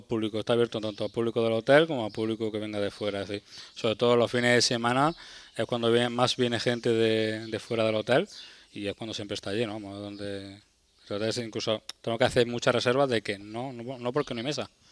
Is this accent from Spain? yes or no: yes; Berja, Andalusia, Spain; now in Almería, Spain; yo soy de, de aquí de Almería, soy de un pueblecito, de Berja, pero llevo también muchos años aquí en Almería Capital